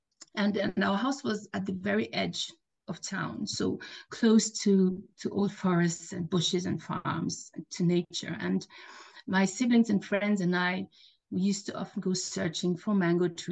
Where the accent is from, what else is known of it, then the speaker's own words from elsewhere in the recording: Nigeria; I grew up in Nigeria. My dad is Nigerian and my mom is German